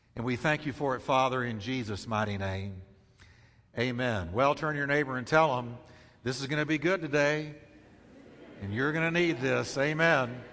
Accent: United States; as an American

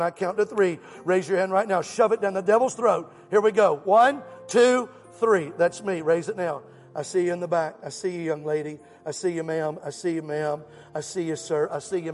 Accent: Alabama, United States; I'm from Alabama.

